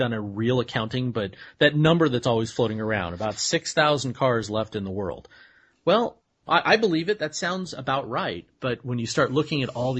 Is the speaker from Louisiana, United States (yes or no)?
no; near Puente Hills Mall, Los Angeles area, California, United States; I live in L.A., I grew up right near Twin Pines Mall, which is Puente Hills Mall